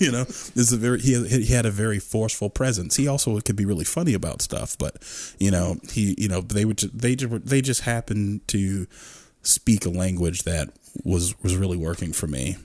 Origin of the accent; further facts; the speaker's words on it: Stafford, Virginia, United States; I grew up in Stafford. I grew up in suburbia.